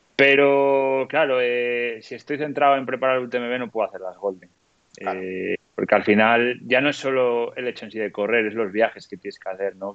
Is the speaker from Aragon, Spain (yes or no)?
no; León, Castile and León, Spain; now in La Bañeza, Spain; vivo en La Bañeza, pero soy de León, ¿no? Entonces, desde el barrio en el que yo nací en León